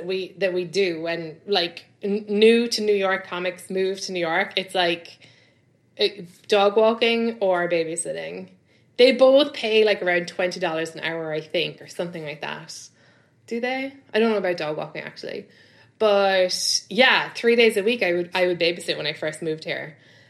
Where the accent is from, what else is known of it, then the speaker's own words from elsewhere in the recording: London, United Kingdom; I come from London where, you know, like you do a few shows a week and you get like £60, £100, like not even clubs, just like your friends' shows or whatever.